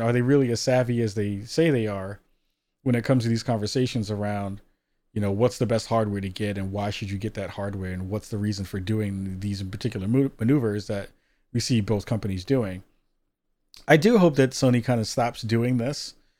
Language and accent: English; New York, United States; moved away; a former New Yorker, 'cause I was born and raised out in New York